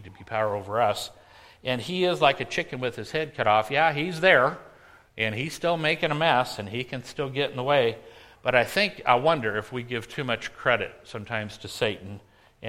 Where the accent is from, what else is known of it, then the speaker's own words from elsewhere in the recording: San Diego, California, United States; moved away; I grew up in San Diego